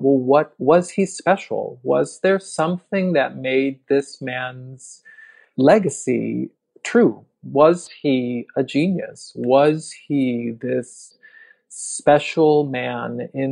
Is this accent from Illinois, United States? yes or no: yes; Chicago, Illinois, United States; the city I am sitting in right now, my hometown